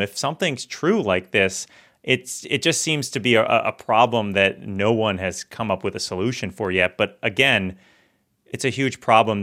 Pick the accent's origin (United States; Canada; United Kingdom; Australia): United States; Florida; moved away as an adult; now in Washington, D.C., United States; I'm from Florida